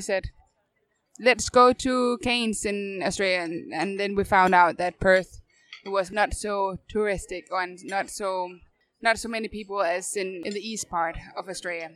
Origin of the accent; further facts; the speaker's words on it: North Zealand, Capital Region of Denmark, Denmark; moved away as an adult; now in Copenhagen, Denmark; So I'm um, 20 minutes north from Copenhagen originally